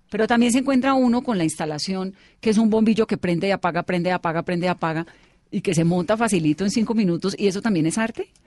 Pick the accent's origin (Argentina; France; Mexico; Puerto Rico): France; moved away as an adult; now in Colombia; soy francesa.